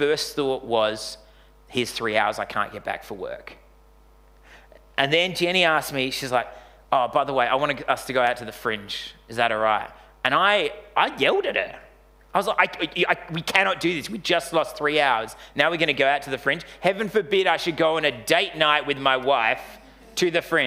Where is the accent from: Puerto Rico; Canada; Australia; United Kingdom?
Australia; we're Australian bogans.